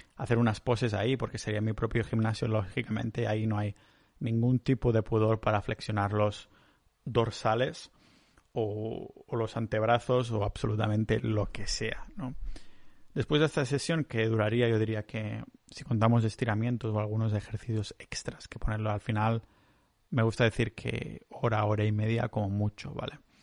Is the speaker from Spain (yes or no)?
yes; Catalonia, Spain; soy catalán